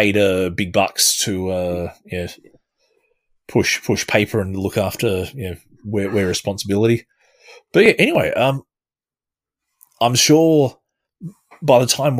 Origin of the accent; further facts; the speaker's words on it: Australia; I will be an Aussie asshole